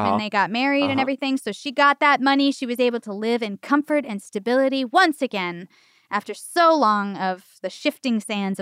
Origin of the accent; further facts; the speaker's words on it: United States; as an American